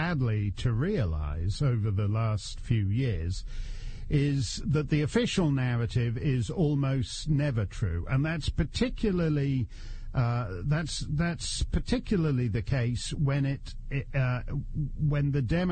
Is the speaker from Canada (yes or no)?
yes; Canada; now in United States; a Canadian... who's way overstayed in the United States